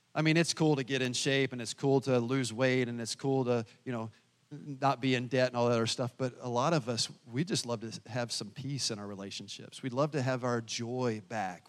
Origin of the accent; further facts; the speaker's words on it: the South, United States; now in Pekin, United States; I'm from the South